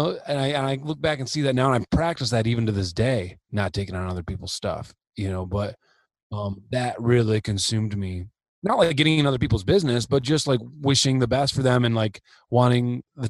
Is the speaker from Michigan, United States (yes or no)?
yes; Michigan, United States; now in Los Angeles, United States; Yeah, I'm from Michigan.